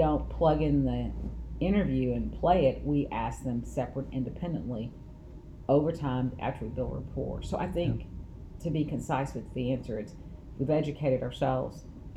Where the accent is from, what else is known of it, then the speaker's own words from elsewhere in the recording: Kaufman, Texas, United States; also born or lived in Dallas, Texas; I am born and raised in Kaufman County